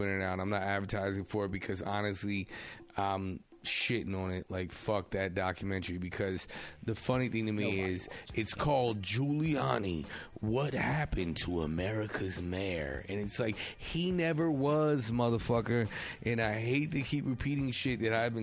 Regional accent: United States; I'm not a New Yorker, but I was a Bridge and Tunnel kid

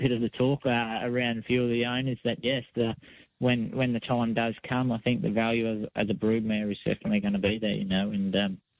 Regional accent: Balranald, New South Wales, Australia; also born or lived in Victoria / South Australia; now in Sunshine Coast, Australia; I grew up in Balranald on the New South Wales-Victorian border

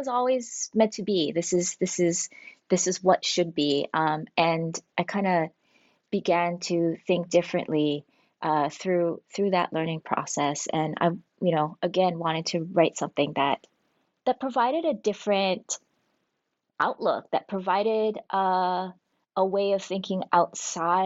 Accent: Oahu, Hawaii, United States; growing up in Hawaii was hearing all of these stories about my grandparents' lives as a kid

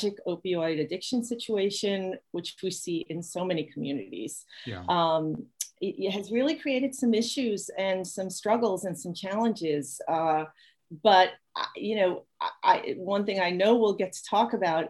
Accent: New York City, New York, United States; moved away as an adult; also born or lived in Maine; now in New Hampshire, United States; I grew up born and raised in Brooklyn, New York

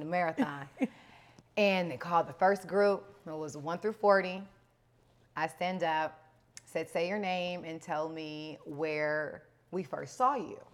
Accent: Los Angeles, California, United States; growing up in South Central

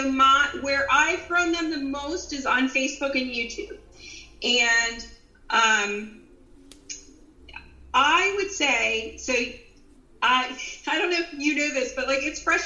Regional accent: Philadelphia, Pennsylvania, United States; accent: Philly; I grew up in Philadelphia, and if you get me mad, I'll probably get my old Philly accent out

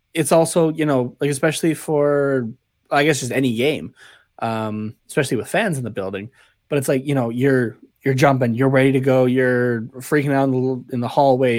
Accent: Canada; I'm Canadian

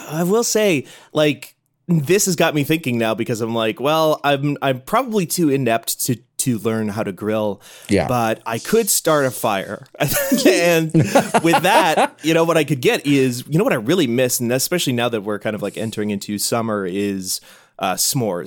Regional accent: Midwest, United States; I grew up in the Midwest

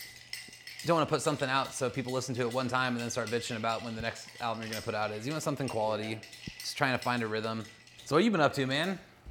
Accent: Olympia, Washington, United States; born there; Yeah, man, I was born in Olympia and I've never been up in the Space Needle.

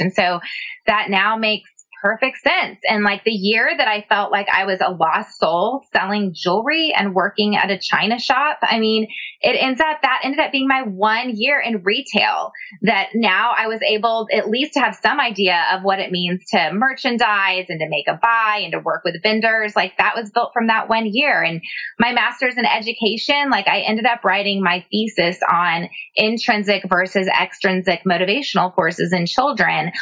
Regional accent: San Antonio, Texas, United States; now in Austin, United States; I grew up in San Antonio

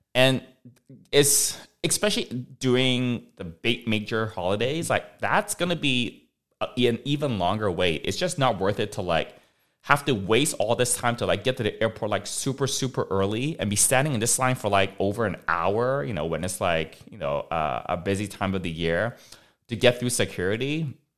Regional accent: Vancouver, British Columbia, Canada; now in Los Angeles, United States; I grew up in Vancouver

